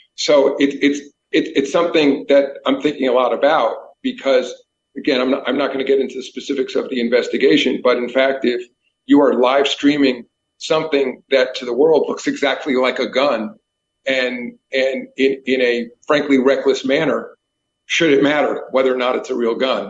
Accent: New York, United States; I grew up in New York

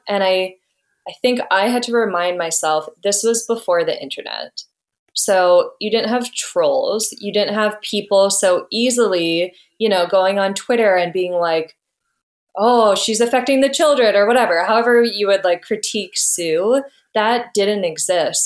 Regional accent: Ottawa, Ontario, Canada; I grew up in Ottawa

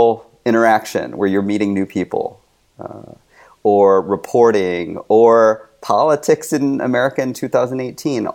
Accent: United States; I'm Chinese American.

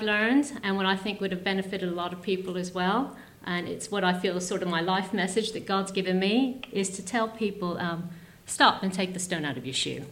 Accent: United States; I grew up in America.

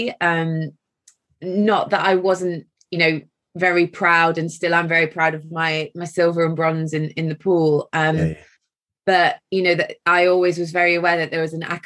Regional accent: Mansfield, East Midlands, United Kingdom; I was born in Mansfield in Nottinghamshire, so a Midlands girl

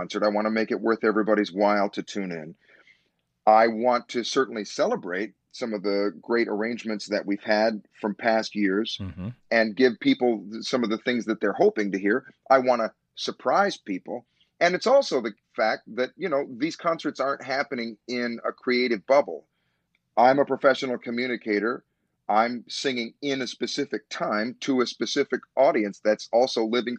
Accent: Chicago, Illinois, United States; moved away; also born or lived in New York City; I had my beginnings here. This is my home. This is the dream city of my youth.

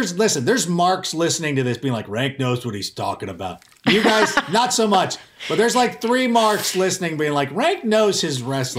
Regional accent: Anaheim, California, United States; also born or lived in Chicago, Illinois; I was born in Chicago, raised in Southern California in the Anaheim area.

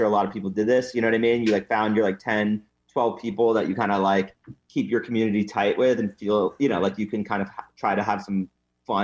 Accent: New York, United States; From New York.

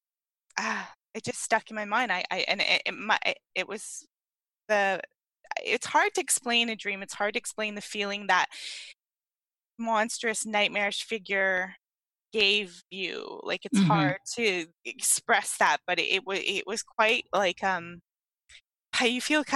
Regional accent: East Coast, Canada; moved away as an adult; now in British Columbia, Canada; I grew up in Canada. I had that dream on the East Coast, but I now live on the West Coast

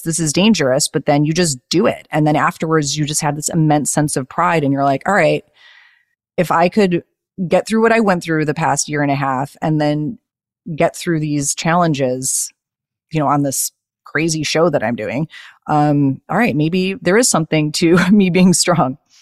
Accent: Chicago, Illinois, United States; moved away as an adult; now in Los Angeles, United States; I lived in Chicago my whole life

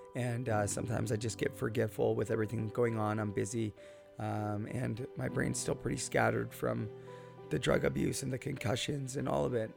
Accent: Port Coquitlam, British Columbia, Canada; Port Coquitlam, British Columbia, my hometown

